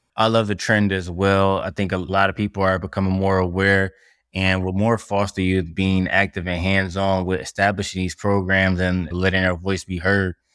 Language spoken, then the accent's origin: English; Detroit, Michigan, United States; I'm from Detroit, Michigan